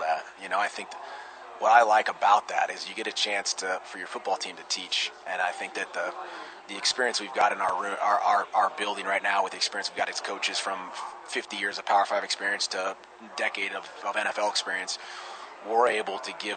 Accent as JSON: {"language": "English", "area": "near Rocklin", "region": "California", "country": "United States", "tie": "born or raised there", "said": "I grew up near Rockland, California"}